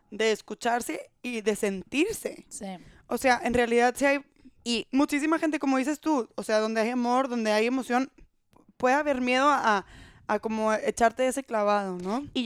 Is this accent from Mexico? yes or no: no; Brazil; Spanish is a second language; Soy brasileño. Yo dije, no, hay que ser profesional.